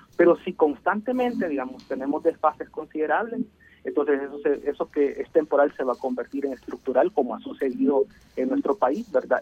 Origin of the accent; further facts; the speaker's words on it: El Salvador; como salvadoreños y salvadoreños